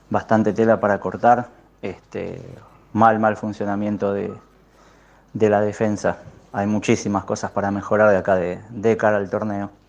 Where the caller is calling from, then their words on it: Mataderos, Buenos Aires, Argentina; soy de Mataderos.